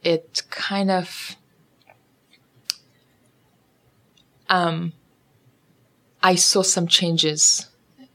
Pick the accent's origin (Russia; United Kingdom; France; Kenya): Russia; Saratov, Saratov Oblast; English is a second language; moved away; also born or lived in Western Ukraine; I am from Russia. I am from city Saratov